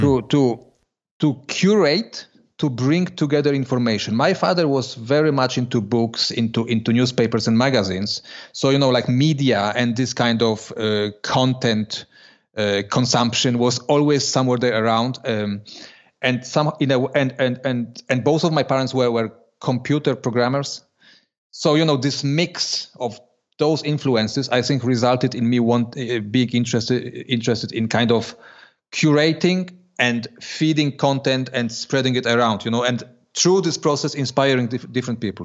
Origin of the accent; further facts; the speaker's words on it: Poland; moved away as an adult; now in Switzerland; I was born in, and, and lived till I was twenty years old in Poland